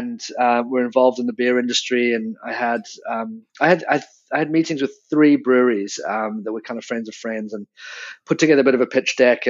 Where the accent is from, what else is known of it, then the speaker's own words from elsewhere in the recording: South Africa; moved away as an adult; also born or lived in England / London; I was born in England but grew up in South Africa from the age of 10, and then moved back to London